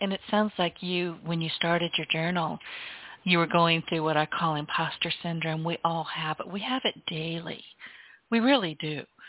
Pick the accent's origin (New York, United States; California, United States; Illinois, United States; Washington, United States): California, United States; San Francisco Bay Area; moved away as an adult; also born or lived in Deep South; I moved from San Francisco Bay Area to the Deep South.